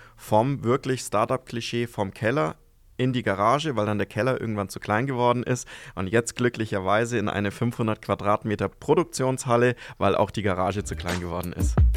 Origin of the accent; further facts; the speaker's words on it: Fichtelgebirge, Bavaria, Germany; moved away as an adult; now in Amberg, Germany; Ich komme eigentlich aus dem Fichtelgebirge